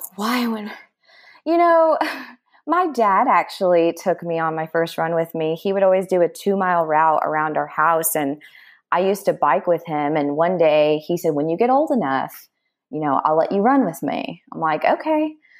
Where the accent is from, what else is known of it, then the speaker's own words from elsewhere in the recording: Dallas, Texas, United States; moved away as an adult; now in Austin, United States; I am from Dallas, Texas, but I've been living in Austin, Texas for the past fourteen years.